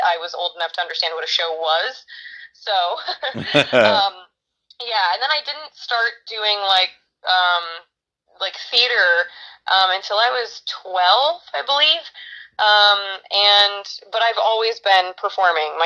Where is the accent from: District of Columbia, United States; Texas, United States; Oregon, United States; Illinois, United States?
Oregon, United States; Brookings; moved away as an adult; now in Los Angeles, United States; I grew up here in Brookings, Oregon